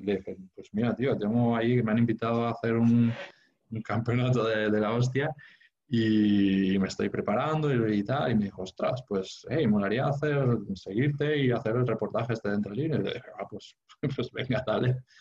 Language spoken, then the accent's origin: Spanish; Sant Feliu de Guíxols, Catalonia, Spain; moved away as an adult; now in Barcelona, Spain; me crié en San Felipe de Guíxols, en la Costa Brava. yo no vine a Barcelona hasta, hasta los 18 años